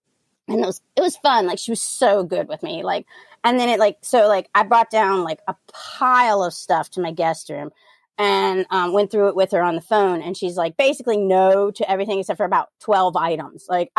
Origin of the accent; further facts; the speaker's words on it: New Orleans, Louisiana, United States; moved away; also born or lived in Tenleytown, Washington, D.C.; You know, like I told y'all, I'm from New Orleans. And so last May I went back home